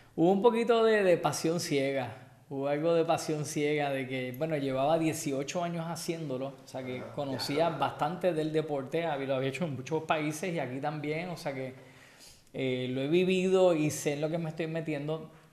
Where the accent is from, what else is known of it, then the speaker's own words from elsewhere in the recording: Puerto Rico; Soy boricua